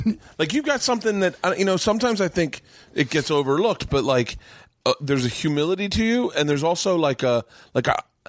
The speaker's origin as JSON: {"language": "English", "region": "Florida", "country": "United States", "tie": "born or raised there", "said": "Because I grew up in Florida, right."}